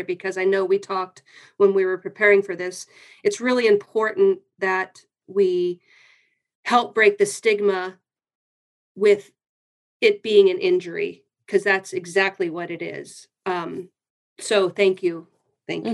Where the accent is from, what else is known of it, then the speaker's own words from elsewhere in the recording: Canton, Ohio, United States; moved away as an adult; now in Gilroy, United States; I was born and raised in Canton, Ohio. I've been in California about over 30 years